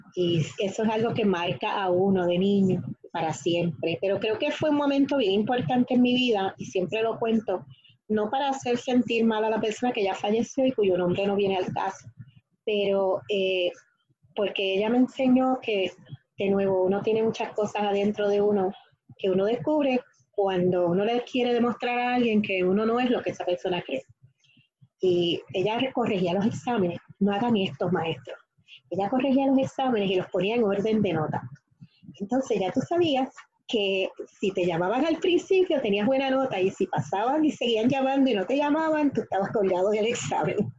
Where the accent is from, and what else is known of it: Guayama, Puerto Rico; born or raised there; also born or lived in New York, United States